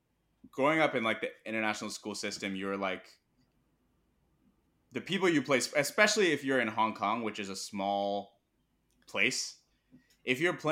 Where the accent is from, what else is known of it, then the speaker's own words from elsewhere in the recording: Irvine, California, United States; first language zh; English is a second language; my first language is not English, it's Mandarin, because my parents put me in a Mandarin speaking preschool in Irvine.